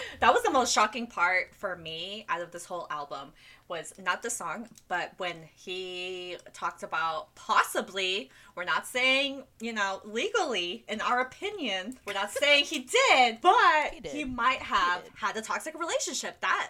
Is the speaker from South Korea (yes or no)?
yes; South Korea; English is a second language; I'm proud of my heritage and I'm proud of being Korean and living in Korea and being in my home country